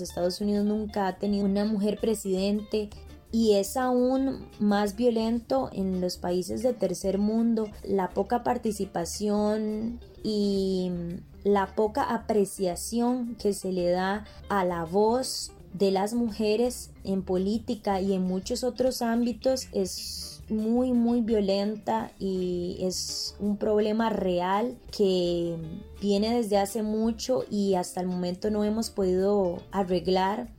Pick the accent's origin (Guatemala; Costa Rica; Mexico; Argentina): Costa Rica; Liberia, Guanacaste; soy de Liberia, Guanacaste